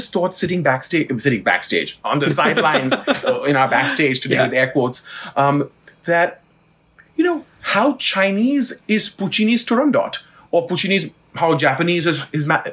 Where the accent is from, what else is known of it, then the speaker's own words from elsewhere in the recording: Mumbai, Maharashtra, India; now in United States; I'm from Bombay